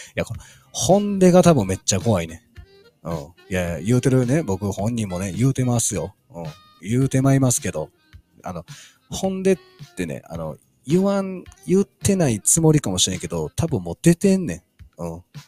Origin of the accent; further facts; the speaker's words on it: Kansai, Japan; accent: Kansai dialect; 関西人でご ざいます